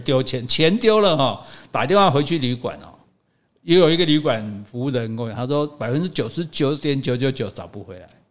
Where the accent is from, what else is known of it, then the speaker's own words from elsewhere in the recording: Taiwan; 我们是台湾人